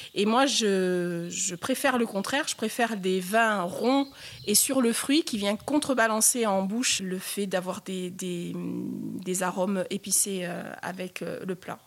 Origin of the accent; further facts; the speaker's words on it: Réunion; je suis originaire euh, d'une île au milieu de l'océan Indien